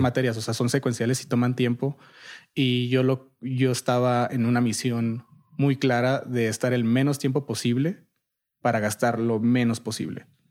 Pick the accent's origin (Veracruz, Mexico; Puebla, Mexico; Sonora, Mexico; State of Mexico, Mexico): Sonora, Mexico; Nogales; moved away as an adult; also born or lived in Monterrey / Boston; Yo soy de Nogales, Sonora